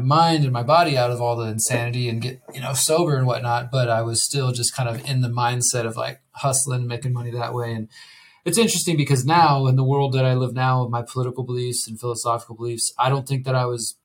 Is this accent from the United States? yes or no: yes; Houston, Texas, United States; moved away as an adult; now in Mexico; I'm originally from Houston, Texas